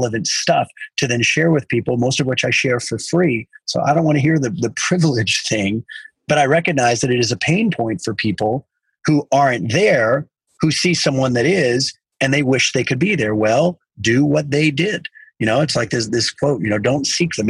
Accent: South Texas, United States; I grew up in South Texas

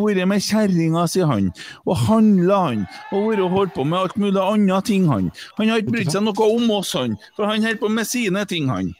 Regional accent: Bjugn, Trøndelag, Norway; Jeg er jo fra Bjugn, og jeg turte ikke si at jeg var fra Bjugn en 10-15 år heller

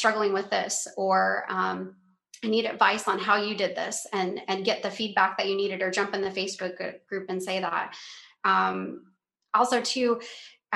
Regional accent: Denver, Colorado, United States; moved away as an adult; now in Cape Coral, United States; We are originally from Denver, Colorado

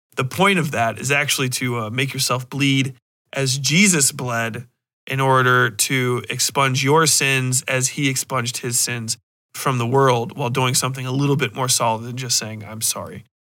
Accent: Cincinnati, Ohio, United States; But I grew up in Cincinnati, which is really, really fucking Catholic, dude. We got the big churches.

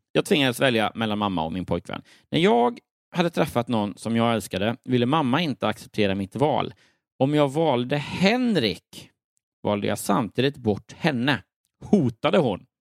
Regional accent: Örebro, Örebro County, Sweden; moved away as an adult; also born or lived in Lund; Jag är född och uppvuxen i Örebro.

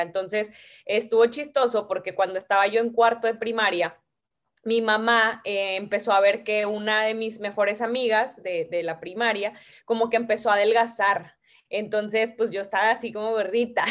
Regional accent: Ciudad Victoria, Tamaulipas, Mexico; empecé a ir a jugar en Ciudad Victoria, porque yo soy de allá, de Tamaulipas

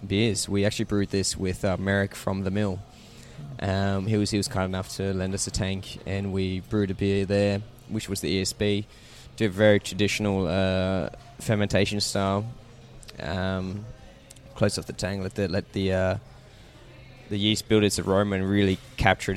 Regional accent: Warrandyte, Victoria, Australia; I'm originally from Warrandyte, and where my parents still live these days as well.

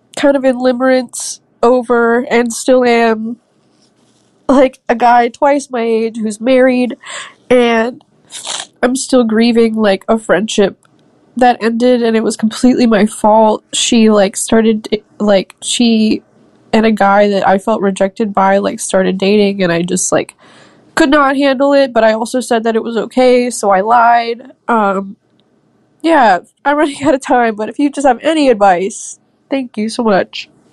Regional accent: Vancouver, Washington, United States; I'm twenty-four years old, and I'm from Vancouver, Washington.

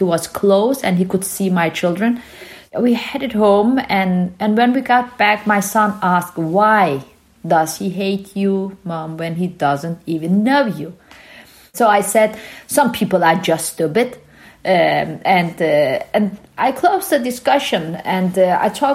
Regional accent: Denmark; also born or lived in Turkey; I was born in Turkey from Kurdish parents, and we moved to Denmark when I was a young child.

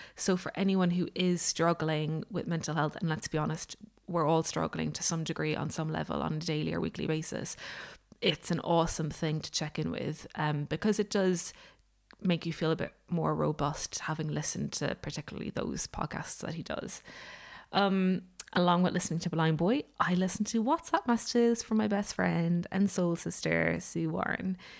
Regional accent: Ireland; I'm Irish

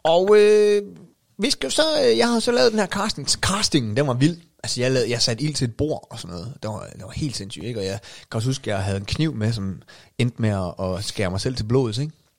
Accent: North Jutland, North Denmark Region, Denmark; jeg var jo stadig nordjyde

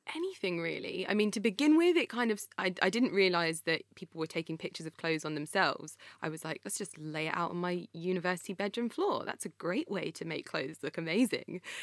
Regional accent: Croxley Green, East of England, United Kingdom; It was me, my brother, and my mum living in a little house in a place called Croxley Green

